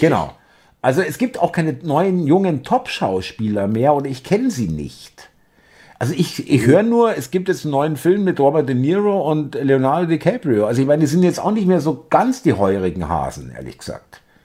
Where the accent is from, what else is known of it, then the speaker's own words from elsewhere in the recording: Bavaria, Germany; now in Berlin, Germany; ich äh, stamme ja auch aus Bayern, ich kenne es auch aus meiner Kindheit